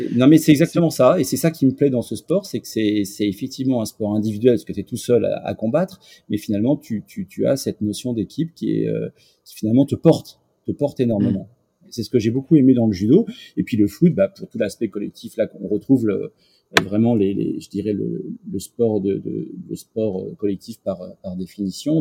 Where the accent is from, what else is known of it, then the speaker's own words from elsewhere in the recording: Paris, Île-de-France, France; also born or lived in Lisieux; je suis né à Paris dans le 8e